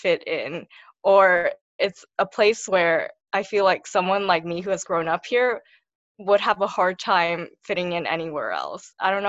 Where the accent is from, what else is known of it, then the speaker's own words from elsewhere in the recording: San Ramon, California, United States; also born or lived in Mountain View, California; I grew up in the Bay Area my whole life and I'm still here. So a little bit of background, I was born in Mountain View, California, and I moved to San Ramon when I was pretty young.